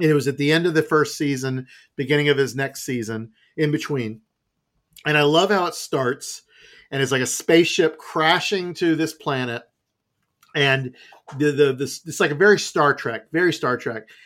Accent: United States; my youth growing up in America

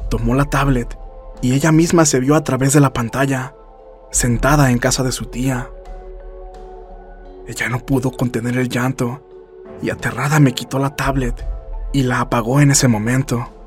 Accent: Fresno, California, United States; Soy de Fresno, California.

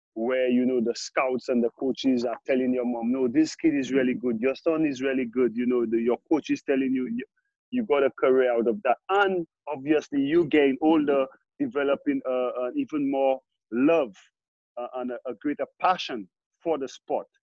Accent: St. Lucia; growing up in Saint Lucia, the countryside.

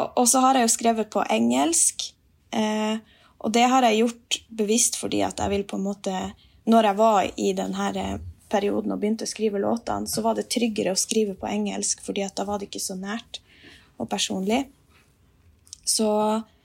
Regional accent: Finnmark, Norway; Jeg har jo naturen rundt meg hele tida når jeg er hjemme i Finnmark

